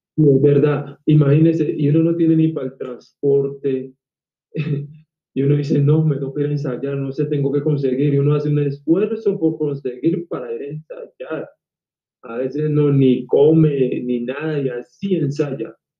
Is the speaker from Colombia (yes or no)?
yes; Colombia; yo acá en mi país he trabajado con RCN